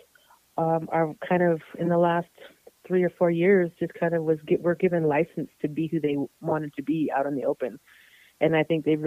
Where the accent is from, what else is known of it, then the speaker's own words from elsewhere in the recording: Tohatchi, New Mexico, United States; also born or lived in Santa Fe, New Mexico / Albuquerque, New Mexico; I grew up on the reservation, kind of in between Tohatchi, New Mexico, and Santa Fe and Albuquerque, New Mexico. I kind of went back and forth. But I spent most of my childhood on the res